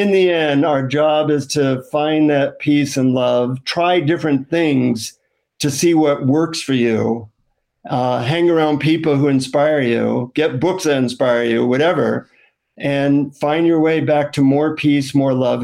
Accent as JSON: {"language": "English", "country": "United States", "said": "from the United States"}